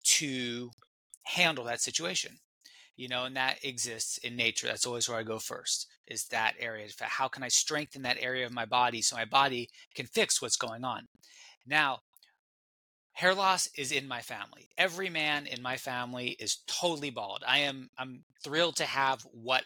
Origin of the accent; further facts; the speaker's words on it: California, United States; I'm from California. I'm still in California, and growing up in California